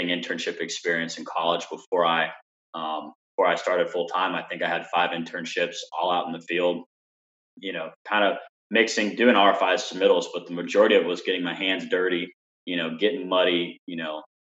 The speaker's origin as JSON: {"language": "English", "region": "Alabama", "country": "United States", "tie": "born or raised there", "moved": "as an adult", "lives_now": "Atlanta, United States", "said": "my hometown in Alabama"}